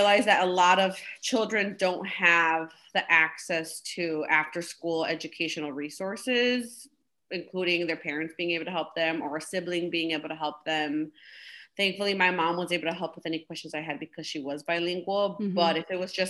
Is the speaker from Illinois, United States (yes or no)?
yes; Cicero, Illinois, United States; also born or lived in Pilsen, Chicago; I grew up in Cicero, Illinois, born and raised there.